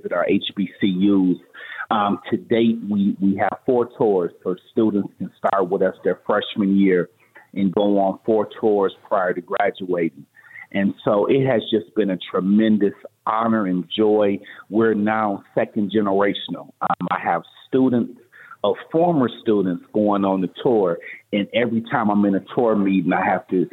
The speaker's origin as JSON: {"language": "English", "town": "Pontiac", "region": "Michigan", "country": "United States", "moved": "as an adult", "lives_now": "Las Vegas, United States", "said": "I'm originally from Michigan, Pontiac, Michigan"}